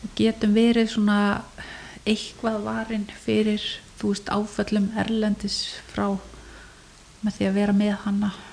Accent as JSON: {"language": "Icelandic", "country": "Iceland", "tie": "born or raised there", "said": "Ég fætt 1973 og ég ólst upp í Amava"}